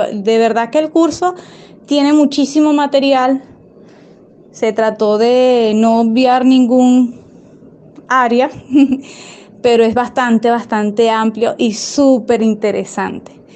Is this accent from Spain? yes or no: no; Venezuela; soy venezolana, Vivo en Venezuela